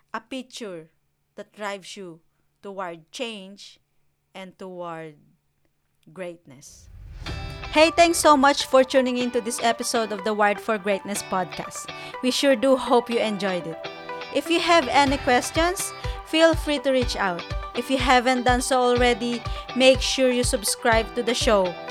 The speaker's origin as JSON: {"language": "English", "country": "Philippines", "tie": "born or raised there", "moved": "yes", "lives_now": "New Zealand", "said": "I grew up in the Philippines"}